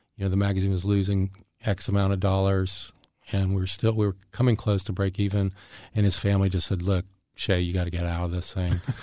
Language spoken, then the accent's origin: English; Jacksonville, Florida, United States; also born or lived in Erie, Pennsylvania; I grew up in Jacksonville, Florida. And, uh, my, I'd, I was actually born in, in Erie, Pennsylvania, and my family moved down to Florida when I was two. So Jacksonville's my hometown